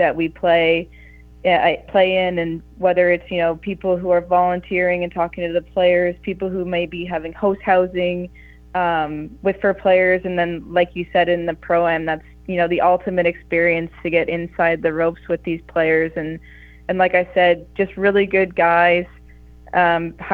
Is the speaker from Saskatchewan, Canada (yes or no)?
no; Toronto, Ontario, Canada; I'm from Toronto. I live in Canada.